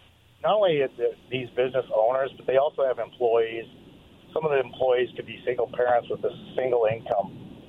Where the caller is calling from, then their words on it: Richland, United States; from Richland.